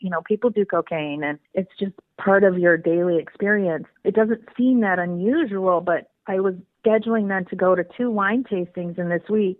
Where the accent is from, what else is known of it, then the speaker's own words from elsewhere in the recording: Midwest, United States; also born or lived in Napa Valley area, California; now in California, United States; I uh, was originally born and bred in the Midwest, so from hardy Midwestern stock